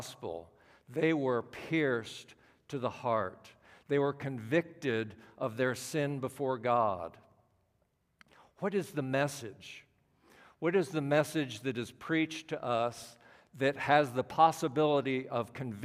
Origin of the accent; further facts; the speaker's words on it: Washington, District of Columbia, United States; I'm from the Washington, D.C. area